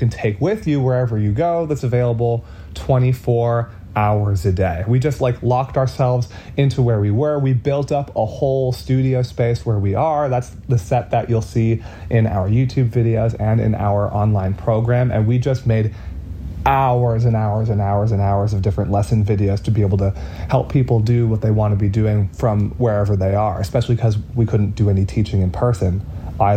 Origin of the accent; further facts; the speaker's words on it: Boston, Massachusetts, United States; we are from the Boston area, Boston, Massachusetts